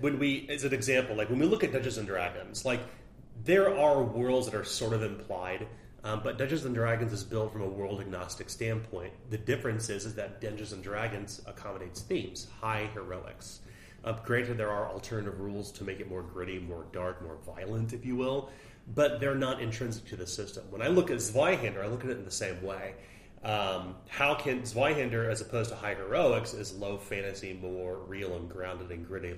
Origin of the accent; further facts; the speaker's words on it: Oak Grove, Missouri, United States; moved away as an adult; now in Kansas City, United States; we grew up in Oak Grove, Missouri, um, moved to Kansas City in our 20s